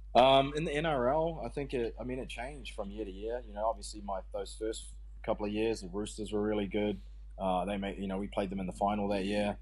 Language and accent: English; New Zealand; I, had a great time growing up there. It's a small, you know, sort of rural ruralish community